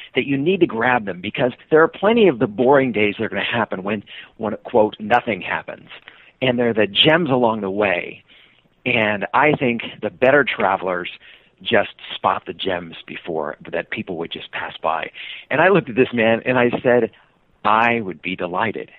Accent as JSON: {"language": "English", "town": "Sacramento", "region": "California", "country": "United States", "tie": "born or raised there", "moved": "as an adult", "lives_now": "Seattle, United States", "said": "I was born in Sacramento, California. Uh, moved up to Seattle"}